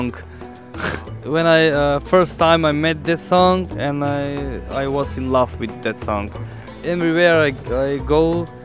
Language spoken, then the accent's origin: English; North Macedonia; English is a second language; now in Slovenia; I came here from Macedonia to Slovenia to make the Slovenian people beautiful and make uh, uh, more interesting and more representing hairstyles.